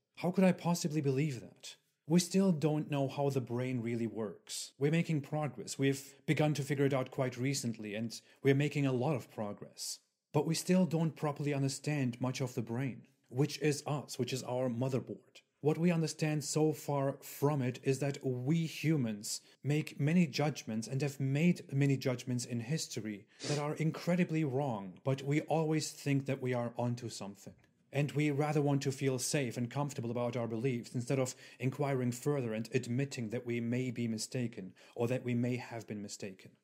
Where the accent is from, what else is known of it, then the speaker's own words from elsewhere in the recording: Germany; I was born in Germany, which is predominantly Christian